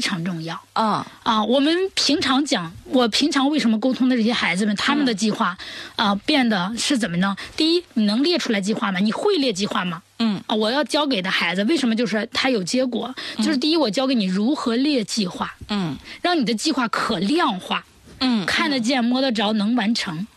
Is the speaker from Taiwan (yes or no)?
no; China; 我们中国人有我们中国人的语言特点